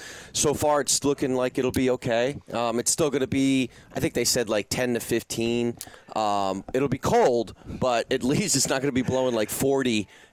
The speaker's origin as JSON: {"language": "English", "region": "New Jersey", "country": "United States", "moved": "yes", "lives_now": "South Florida, United States", "said": "I'm from New Jersey"}